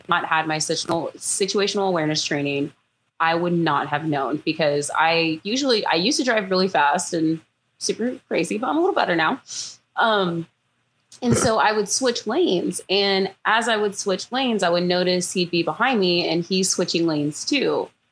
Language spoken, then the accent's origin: English; Houston, Texas, United States; moved away as an adult; now in Florida, United States; I am from Houston, Texas, originally, and I moved to Florida last year